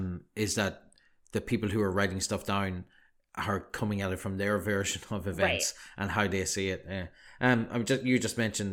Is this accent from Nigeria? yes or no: no; Ireland; as we were growing up in Ireland, obviously a Celtic country and with Celtic heritage or whatever